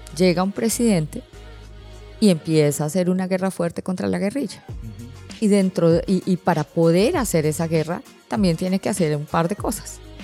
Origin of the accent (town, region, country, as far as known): Colombia; now in Panama